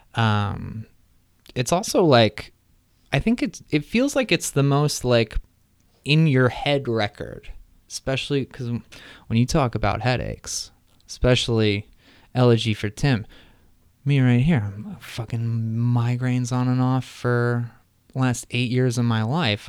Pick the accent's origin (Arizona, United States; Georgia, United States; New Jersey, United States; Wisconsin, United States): New Jersey, United States; moved away; also born or lived in Midwest; I'm from New Jersey originally